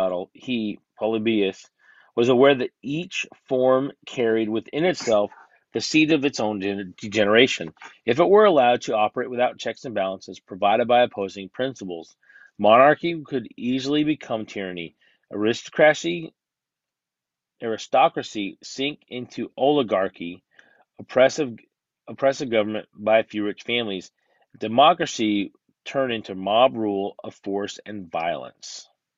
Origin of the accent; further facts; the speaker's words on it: United States; I'm an American